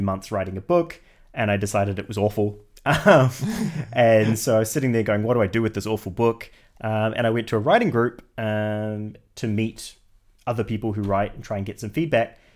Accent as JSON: {"language": "English", "country": "New Zealand", "moved": "as an adult", "lives_now": "United Kingdom", "said": "I'm originally from New Zealand"}